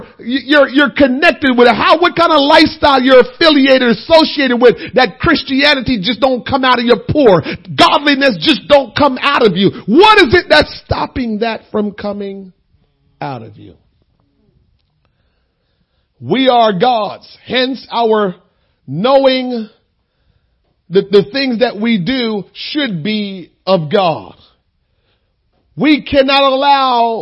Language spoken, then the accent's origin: English; Jamaica; moved away; being a Jamaican